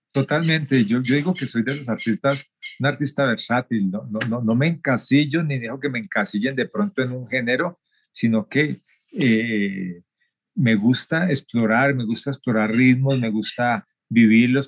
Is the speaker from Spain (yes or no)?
no; Cali, Valle del Cauca, Colombia; also born or lived in Tuluá, Colombia; Nací en Tuluá, el corazón del valle, y desde muy niño eh, empecé a hacer labores de campo junto a mis abuelos, y, ya más o menos como a los nueve años, eh, mi abuelo nos lleva hacia una ciudad grande como la ciudad de Cali